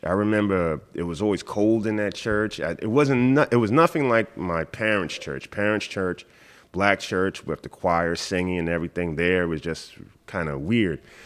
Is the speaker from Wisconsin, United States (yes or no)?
no; New York City, New York, United States; moved away as an adult; also born or lived in Watertown, New York; now in Hong Kong; I grew up in Queens.